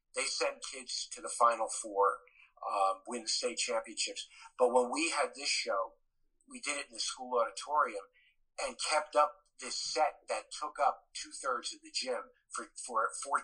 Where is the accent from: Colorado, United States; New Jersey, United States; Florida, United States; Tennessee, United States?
New Jersey, United States; Elizabeth; also born or lived in Roselle, New Jersey; I grew up in Elizabeth